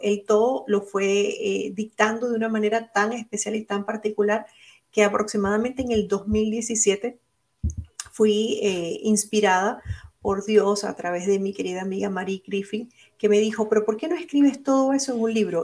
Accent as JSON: {"language": "Spanish", "country": "Venezuela", "also_born_or_lived": "Puerto Rico", "moved": "yes", "lives_now": "Orlando, United States", "said": "es una venezolana con corazón puertorriqueño también, porque viví muchos años en Puerto Rico"}